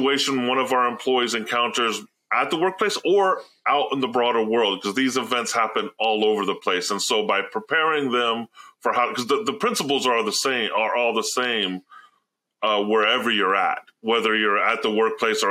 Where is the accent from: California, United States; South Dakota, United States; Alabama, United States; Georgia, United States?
Alabama, United States; moved away; growing up in the South, I grew up in Alabama for many years in Tornado Alley